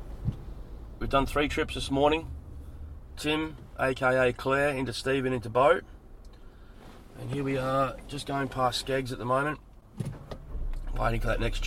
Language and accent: English; Adelaide, South Australia, Australia; now in Sydney, Australia; I grew up in South Australia